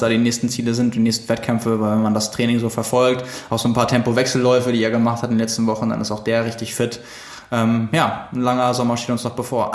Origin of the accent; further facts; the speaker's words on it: Lübeck, Schleswig-Holstein, Germany; now in Hamburg, Germany; ich komme aus Lübeck